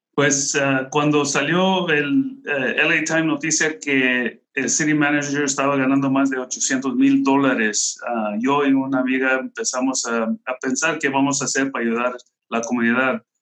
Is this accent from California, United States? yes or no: yes; Bell, California, United States; yo, yo crecí aquí en la Ciudad de Bell. Tengo toda mi vida viviendo aquí en la Ciudad de Bell